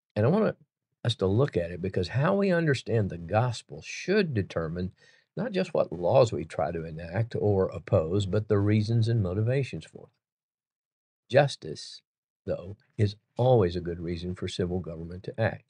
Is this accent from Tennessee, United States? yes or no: yes; Chattanooga, Tennessee, United States; Chattanooga, Tennessee, my hometown